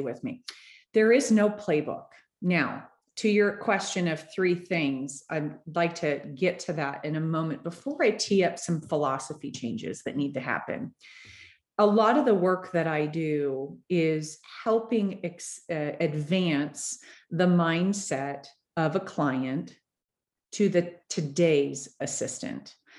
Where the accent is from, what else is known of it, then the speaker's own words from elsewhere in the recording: Florida, United States; now in Denver, United States; I'm from Florida